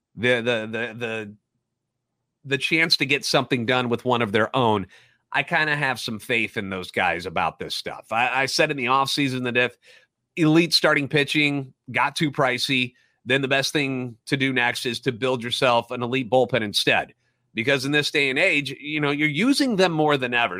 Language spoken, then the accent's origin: English; St. Louis, Missouri, United States; Born and raised in the Lou